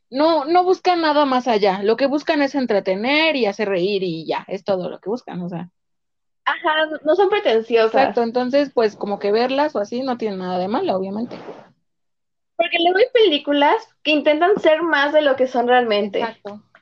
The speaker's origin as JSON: {"language": "Spanish", "country": "Mexico", "said": "los mexicanos tenemos un tipo de humor distinto al gringo."}